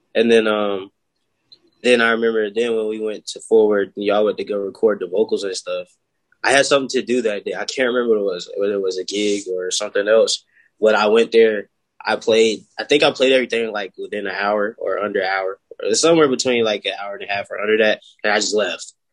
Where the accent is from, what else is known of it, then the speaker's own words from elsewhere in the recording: Florence, South Carolina, United States; I'm from Florence, South Carolina.